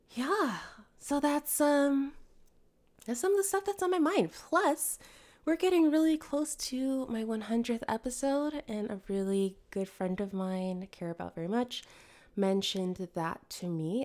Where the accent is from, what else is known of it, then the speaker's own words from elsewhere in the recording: Connecticut, United States; I grew up in Connecticut